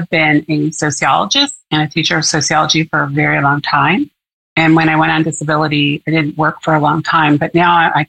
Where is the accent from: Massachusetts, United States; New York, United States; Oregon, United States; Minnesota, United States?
Oregon, United States; Portland; I was born and raised in Portland, Oregon, and I've been here all my life